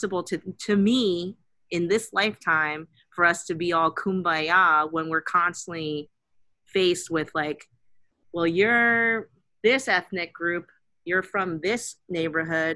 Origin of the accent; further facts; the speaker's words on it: South Korea; now in United States; my home country of Korea